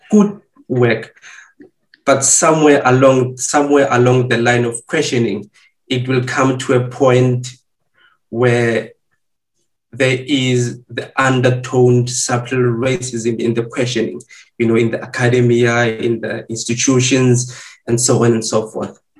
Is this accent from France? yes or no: no; South Africa; moved away as an adult; now in Germany; I've lived my half of my uh, uh life as, as as a South African, and currently, when I moved to Europe, then I started to adapt to a new identity of being an African.